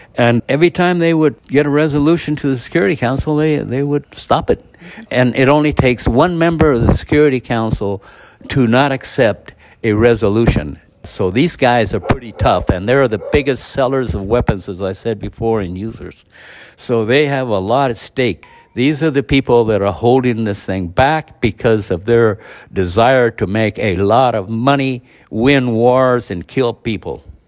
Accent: United States; I'm an American

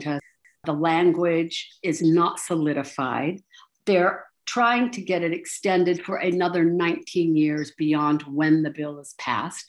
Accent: Salt Lake City, Utah, United States; I grew up in Salt Lake City, which is northern Utah.

